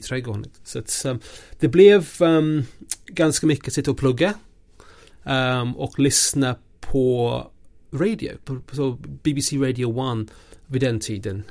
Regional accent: a small village in eastern England, outside Norwich, East of England, United Kingdom; Swedish is a second language; now in Sweden; jag växte upp mitt i ingenstans, i en liten by i östra England, ehm, utanför Norwich

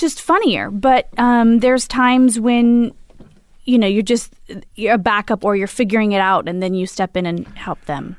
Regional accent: Imperial Valley, California, United States; I grew up, uh, in Lind of San Diego in the desert, Imperial Valley

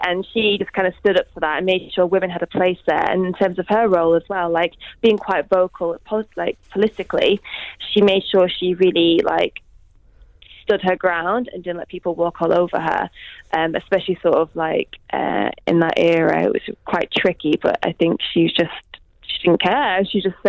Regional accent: Pakistan; I'm from Pakistan

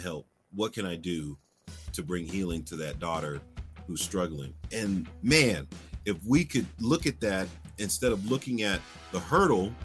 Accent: Philadelphia, Pennsylvania, United States; moved away; I'm originally from Philadelphia

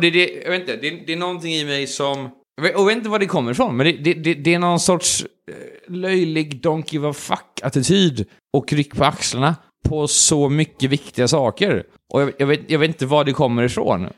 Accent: Sweden; vi svenskar

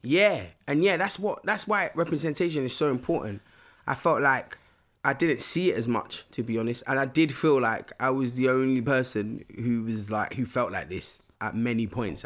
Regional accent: London, United Kingdom; growing up in London, it's just It's quite loud

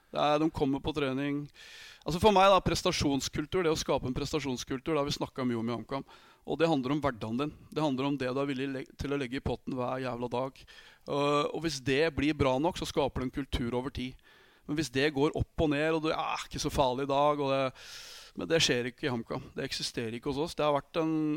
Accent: Vormsund, Akershus, Norway; also born or lived in Austria / Germany / France; jeg er fra Fuvo, en liten klubb, tredjedivisjonsklubb

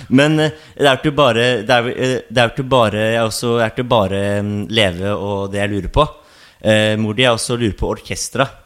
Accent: Oslo, Norway; also born or lived in Sandefjord; Jeg er fra Oslo Hovseter

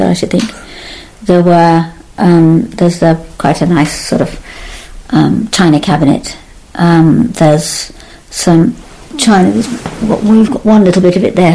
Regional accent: Berkshire, South East England, United Kingdom; I was born and brought up in England

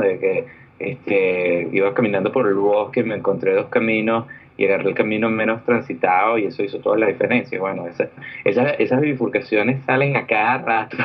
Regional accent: Venezuela; moved away as an adult; also born or lived in Orlando, United States; now in California, United States; yo vengo de Venezuela, yo soy un ingeniero electricista de Venezuela

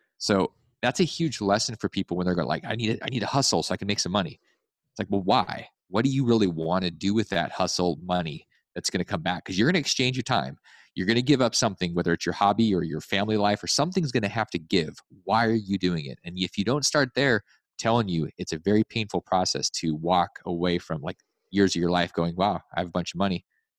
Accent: Alaska, United States; I grew up in Alaska. Yeah. There's lots of snow to shovel.

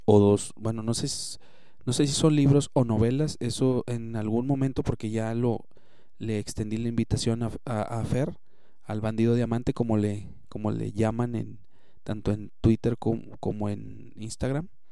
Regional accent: Monterrey, Nuevo León, Mexico; como regios pues nos debemos de apoyar y como mexicanos también

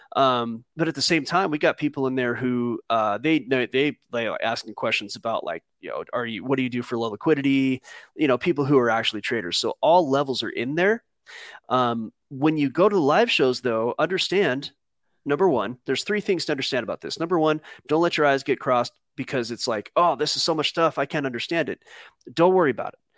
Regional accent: Southern California, United States; I grew up in Southern California

